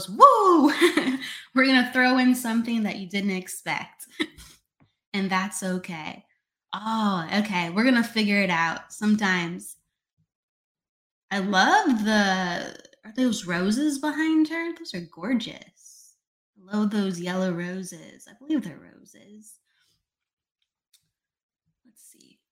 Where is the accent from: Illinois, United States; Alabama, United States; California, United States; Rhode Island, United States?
Illinois, United States; So I grew up in Illinois